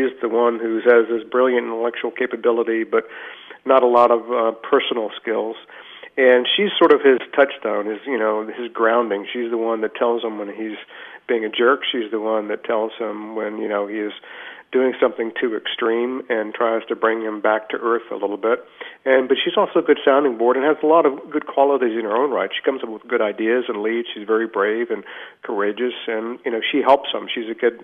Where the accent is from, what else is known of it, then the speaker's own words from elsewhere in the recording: Richmond, Virginia, United States; I grew up in Richmond, Virginia, a small town